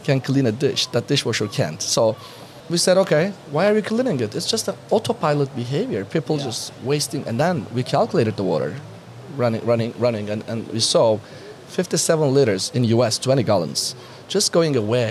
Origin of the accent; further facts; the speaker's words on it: Turkey; I'm coming from Turkey